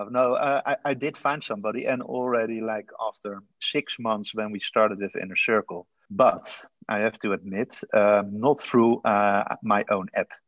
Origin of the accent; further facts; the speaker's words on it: The Hague, South Holland, Netherlands; Originally, I'm from uh, The Hague. It's a city in the Netherlands.